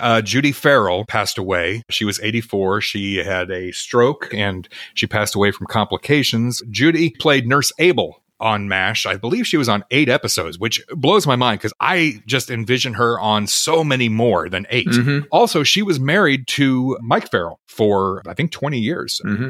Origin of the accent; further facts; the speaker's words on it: Melbourne, Victoria, Australia; I am from Melbourne, Australia.